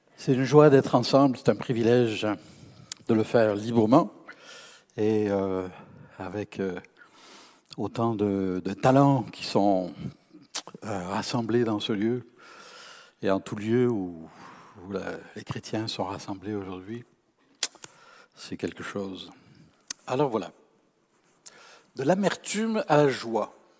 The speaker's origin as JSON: {"language": "French", "country": "France", "said": "je suis français"}